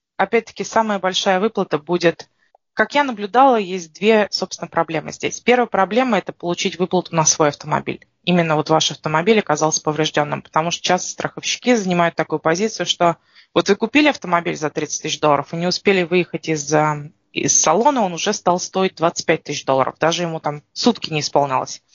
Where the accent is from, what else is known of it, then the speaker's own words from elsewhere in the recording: Russia; now in Canada; мы приезжаем из России, у нас в России